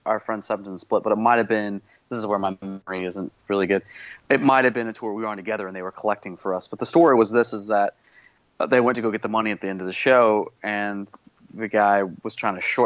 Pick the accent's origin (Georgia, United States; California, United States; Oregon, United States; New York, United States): Georgia, United States; Stockbridge; It was it was 30 minutes south of south of Atlanta, so it was in Stockbridge, Georgia